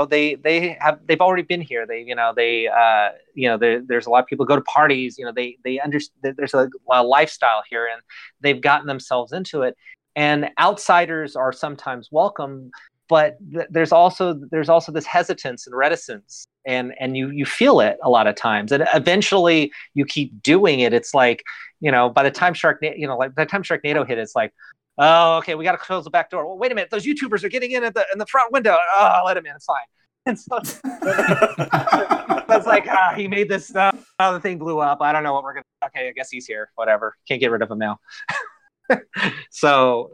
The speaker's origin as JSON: {"language": "English", "region": "Northern California", "country": "United States", "tie": "born or raised there", "moved": "yes", "lives_now": "Los Angeles, United States", "said": "I come from Northern California. So I grew up in a small town"}